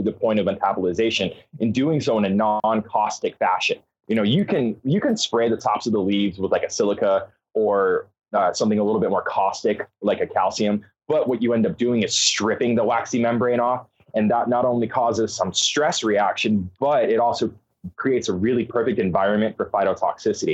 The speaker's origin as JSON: {"language": "English", "region": "Arizona", "country": "United States", "moved": "as an adult", "lives_now": "Oregon, United States", "said": "I'm originally from Arizona. I moved up to Oregon, sight unseen, about 5 years ago"}